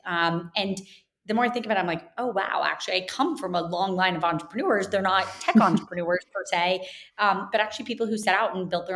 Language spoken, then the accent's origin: English; Jacksonville, Florida, United States; moved away as an adult; also born or lived in Kentucky; I grew up in Jacksonville, Florida, spent basically, you know, the first year of my life till 18 there, and very much consider that home and still